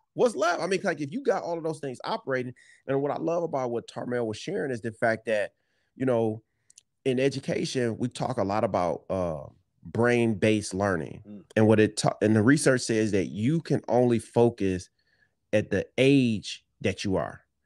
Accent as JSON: {"language": "English", "town": "Detroit", "region": "Michigan", "country": "United States", "tie": "born or raised there", "said": "we grew up in Detroit"}